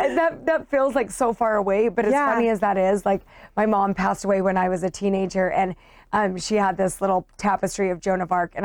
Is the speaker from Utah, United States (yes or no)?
yes; Utah, United States; I grew up in Utah in a suburb of Salt Lake. And it was a great place to grow up.